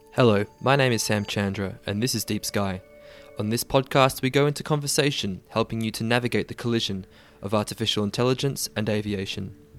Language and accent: English; Australia; We are both Australian